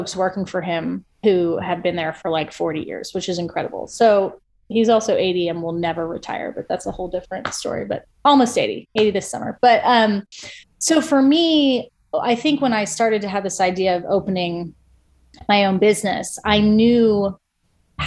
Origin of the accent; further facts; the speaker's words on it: Ohio, United States; moved away as an adult; also born or lived in Iowa; now in Atlanta, United States; I grew up in Ohio.